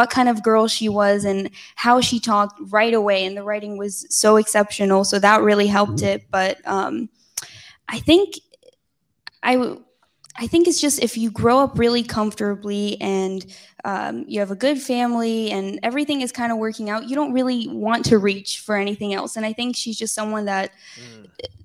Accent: Israel; I'm not from the States. I'm from Israel.

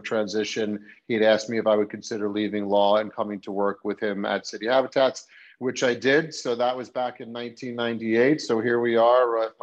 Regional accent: Great Neck, New York, United States; also born or lived in Ann Arbor, Michigan / New Orleans, Louisiana; I grew up on Long Island in Great Neck

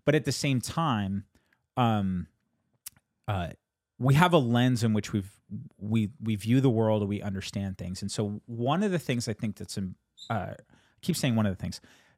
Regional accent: United States; born there; I was born in 1986 in the United States of America. And I feel like the culture that I inherited and the culture that I've grown up

